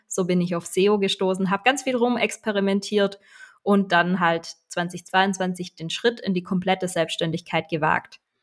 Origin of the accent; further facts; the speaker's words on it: Swabia, Baden-Württemberg, Germany; accent: Swabian; Ich komme aus dem Schwabenländle. Ich versuche mich anzustrengen, aber hin und wieder kommt dann der schwäbische Dialekt durch